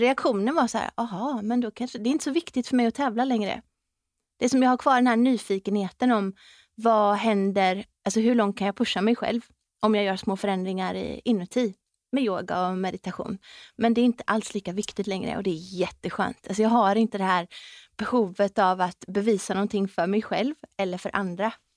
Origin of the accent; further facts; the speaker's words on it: West Coast, Sweden; så är jag uppväxt på västkusten